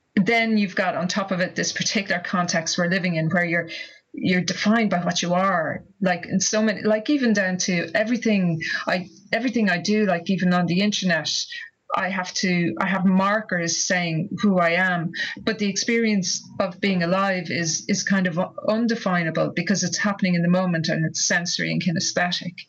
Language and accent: English; Ireland; growing up in Ireland in the 1970s